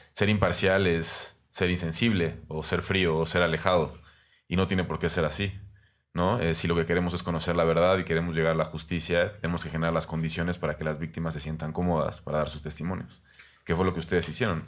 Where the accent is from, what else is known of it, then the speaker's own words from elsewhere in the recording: Mexico; nuestra inteligencia como mexicanos